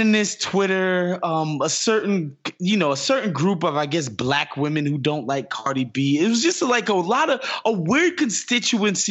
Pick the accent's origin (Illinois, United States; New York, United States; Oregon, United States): New York, United States; I'm from New York